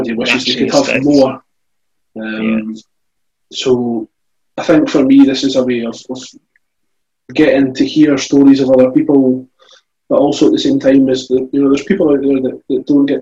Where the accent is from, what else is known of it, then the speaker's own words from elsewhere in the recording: Scotland, United Kingdom; I'm from Scotland